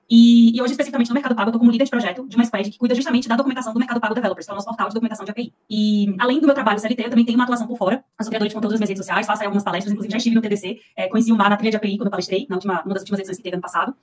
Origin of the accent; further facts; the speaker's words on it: Pernambuco, Brazil; moved away as an adult; now in São Paulo, Brazil; Eu sou pernambucana, mas eu moro em São Paulo há mais de 10 anos. Eu vim pra fazer faculdade